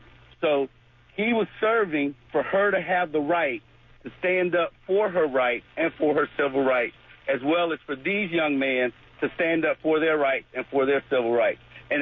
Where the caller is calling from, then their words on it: Jacksonville, Florida, United States; I'm calling from the west side of Jacksonville.